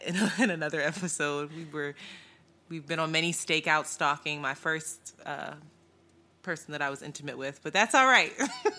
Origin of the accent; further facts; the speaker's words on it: Philadelphia, Pennsylvania, United States; I was born and raised in Philadelphia, moved around a little bit after my parents separated, started out in Roxborough, very sheltered, moved to the Northeast, back to Roxborough, to Frankfurt.